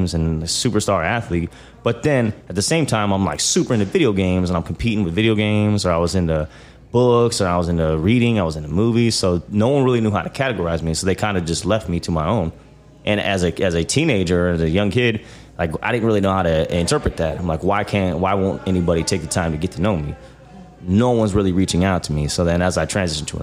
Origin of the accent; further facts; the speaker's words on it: Omaha, Nebraska, United States; also born or lived in Kansas City; So that's where I was raised at, was Boys Town